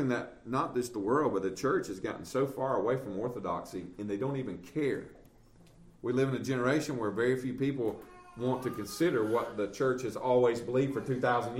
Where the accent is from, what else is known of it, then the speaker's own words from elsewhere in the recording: Southern, United States; we're American and we're Southern